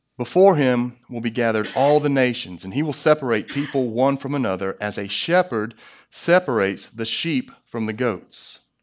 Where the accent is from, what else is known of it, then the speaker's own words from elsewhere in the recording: United States; as an American